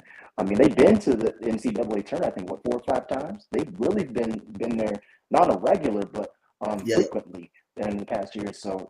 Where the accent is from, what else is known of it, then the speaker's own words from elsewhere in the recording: Colorado, United States; I'm from Colorado